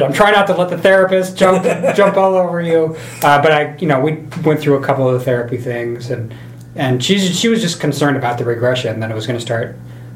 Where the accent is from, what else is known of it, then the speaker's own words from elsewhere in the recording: Idaho, United States; moved away; I grew up in Idaho